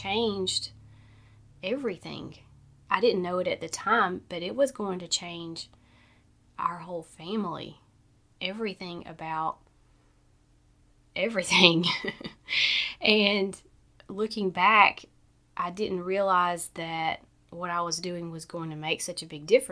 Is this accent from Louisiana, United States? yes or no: no; Southern Alabama, United States; I'm from Southern Alabama, so we say breakfast, dinner, and supper